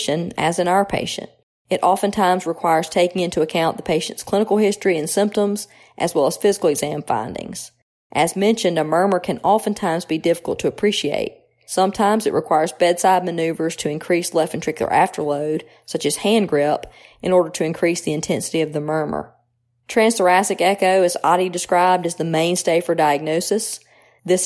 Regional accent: New Albany, Mississippi, United States; moved away as an adult; also born or lived in Tupelo, Mississippi / Cleveland, Ohio; now in Jackson, United States; I was born in Tupelo, the birthplace of …, and I grew up around New Albany

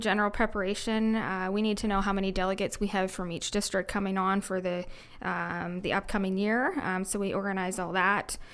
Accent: Clarksburg, Ontario, Canada; I grew up on a small mixed farm near Clarksburg, Ontario.

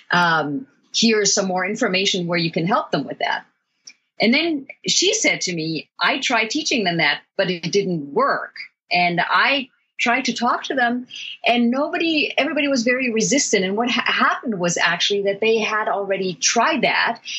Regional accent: Germany; I had traveled internationally. In fact, I grew up in Germany, but I had never been to a culture that was so different from the Western cultures that I knew.

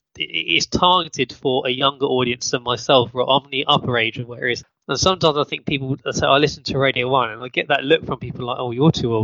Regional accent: United Kingdom; accent: British; Yeah, my British accent, sorry.

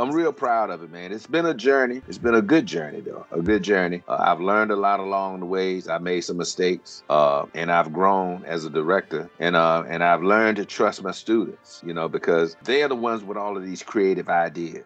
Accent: Virginia, United States; moved away as an adult; now in Daytona Beach, United States; I grew up in Virginia, which is about 750 miles north of Daytona Beach

